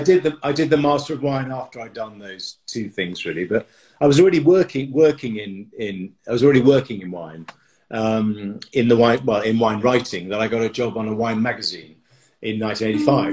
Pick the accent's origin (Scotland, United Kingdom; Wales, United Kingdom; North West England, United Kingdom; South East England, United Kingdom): South East England, United Kingdom; Dartford; moved away as an adult; also born or lived in France; now in London, United Kingdom; I was born in a place called Dartford, which is in Kent. I was brought up in Kent, just outside London